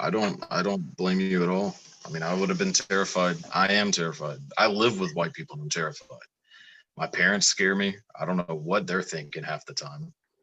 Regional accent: Texas, United States; Shit, so we're rednecks. I mean, I'm from Texas.

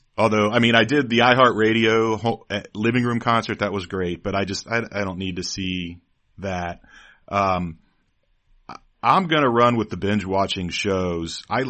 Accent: Hamilton, Ohio, United States; I'm surprised I've never seen Hamilton. I mean, you figure I should probably see the show that's all about my hometown.

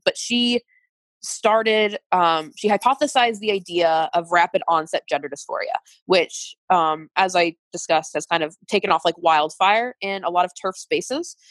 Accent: United States; as an American and working in healthcare

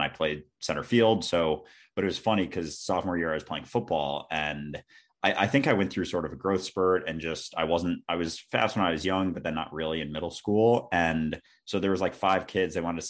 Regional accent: Minnesota, United States; also born or lived in Boston; And growing up, I grew up in Minnesota, actually, outside Minneapolis.

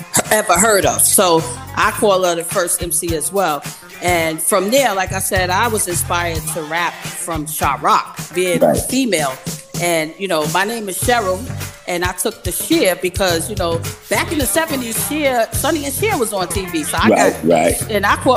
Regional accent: New York City, New York, United States; I grew up in Harlem

